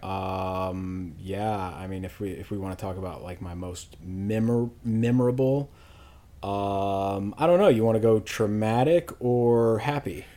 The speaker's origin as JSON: {"language": "English", "town": "Louisville", "region": "Kentucky", "country": "United States", "tie": "born or raised there", "said": "I'm from Louisville, Kentucky, born and raised"}